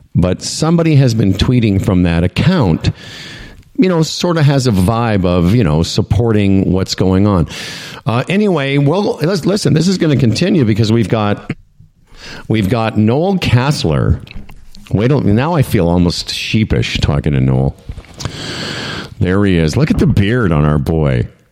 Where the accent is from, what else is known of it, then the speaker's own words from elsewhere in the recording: Canada; being Canadian